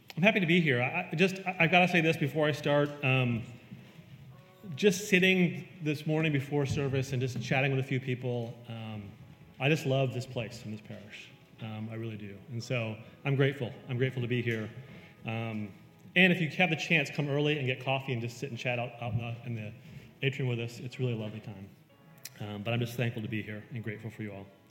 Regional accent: Western New York, United States; I grew up in Western New York

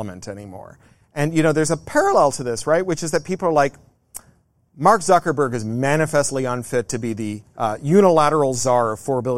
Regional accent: Canada; I come from Canada

